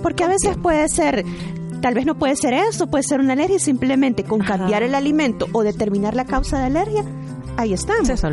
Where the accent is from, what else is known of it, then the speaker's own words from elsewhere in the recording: El Salvador; esperamos, como buenos salvadoreños